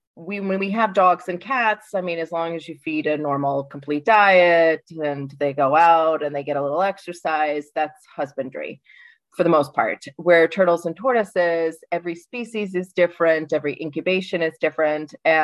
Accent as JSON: {"language": "English", "region": "Rhode Island", "country": "United States", "tie": "born or raised there", "also_born_or_lived": "Colorado", "moved": "as an adult", "lives_now": "Graz, Austria", "said": "I'm an American. I was originally born in Rhode Island"}